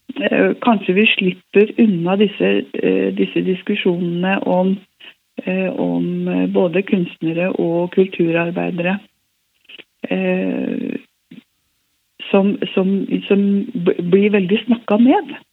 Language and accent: Norwegian; Hemsedal, Buskerud, Norway; also born or lived in Oslo; now in Narvik, Norway; Ellers så kom jeg fra Hallingdal, fra Hemsedal